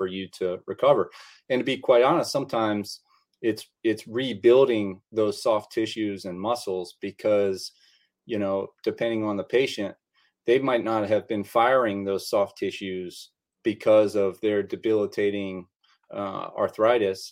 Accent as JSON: {"language": "English", "town": "Bowie", "region": "Maryland", "country": "United States", "tie": "born or raised there", "said": "I grew up in a town called Bowie, Maryland, which is about 15 miles northeast of Washington, D.C."}